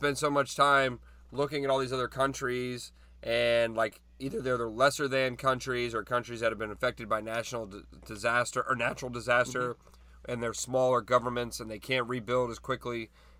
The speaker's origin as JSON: {"language": "English", "country": "United States", "tie": "born or raised there", "said": "I'm an American, obviously, you know, full-blooded here, born here"}